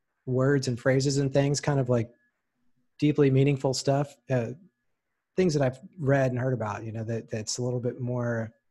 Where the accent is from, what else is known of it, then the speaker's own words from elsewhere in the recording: United States; because obviously I'm American, which means I don't speak other languages for shit.